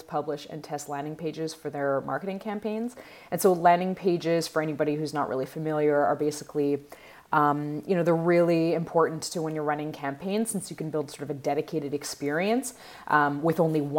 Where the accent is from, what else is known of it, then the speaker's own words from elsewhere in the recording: Montreal, Quebec, Canada; I'm from Montreal